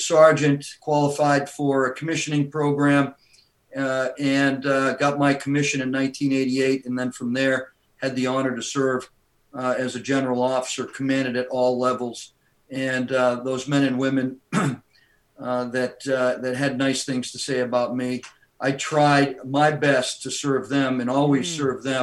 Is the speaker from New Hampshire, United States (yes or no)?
yes; Laconia, New Hampshire, United States; Born and raised in Laconia, New Hampshire, grew up on family farm